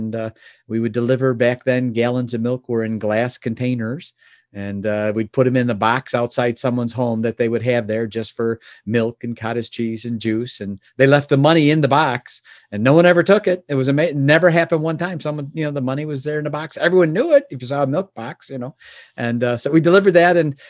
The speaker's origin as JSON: {"language": "English", "town": "Chicago", "region": "Illinois", "country": "United States", "tie": "born or raised there", "said": "Born and raised in the Chicagoland area. And my father was a milkman."}